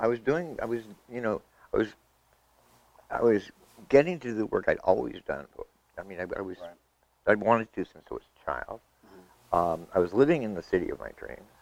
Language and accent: English; Vermont, United States; moved away as an adult; I was a kid from Vermont